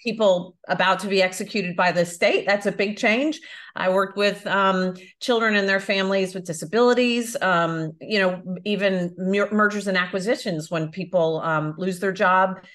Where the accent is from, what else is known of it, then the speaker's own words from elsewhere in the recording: United States; moved away as an adult; also born or lived in Florida / Belfast; now in Europe; I am American, but I live in Europe now